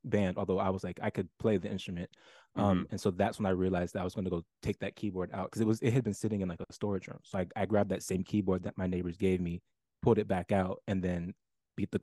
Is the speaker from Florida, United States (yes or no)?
no; Fort Washington, Maryland, United States; moved away; also born or lived in Massachusetts; I'm from, yeah, Fort Washington, Maryland